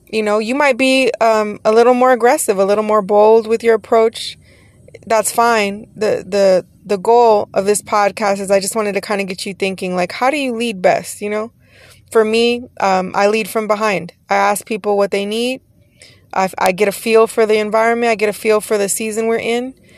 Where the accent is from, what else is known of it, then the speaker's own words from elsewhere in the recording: Texas, United States; now in Los Angeles County, United States; I am from Texas originally